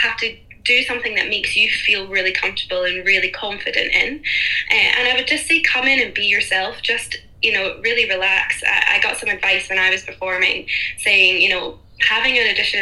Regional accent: Fife, Scotland, United Kingdom; now in Glasgow, United Kingdom; Well, I'm actually from Fife. From Fife. But I'm based in Glasgow

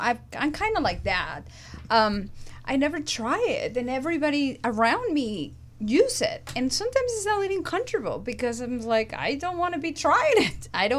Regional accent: Mexico; now in Los Angeles, United States; I grew up in Mexico

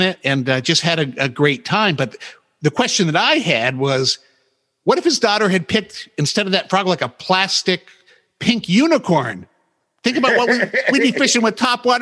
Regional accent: New England, United States; I grew up in New England

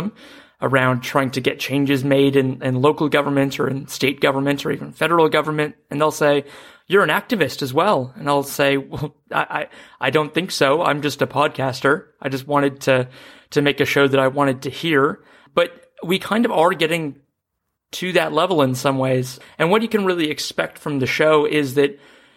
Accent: New Zealand; also born or lived in Seattle, United States; now in Melbourne, Australia; I'm a Seattleite who grew up in New Zealand, now living in Melbourne

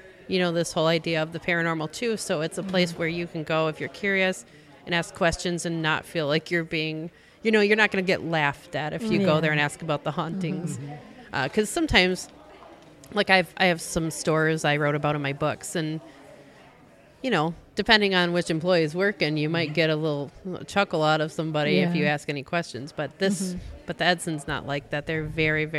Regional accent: Bay City, Michigan, United States; my hometown of Bay City

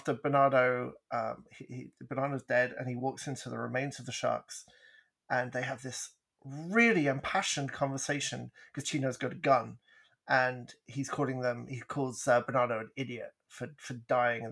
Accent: England, United Kingdom; moved away; We grew up in England

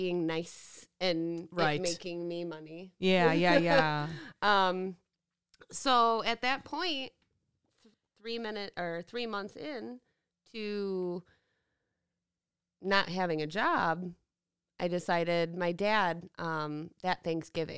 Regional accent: Roselle, Illinois, United States; I grew up out in Roselle

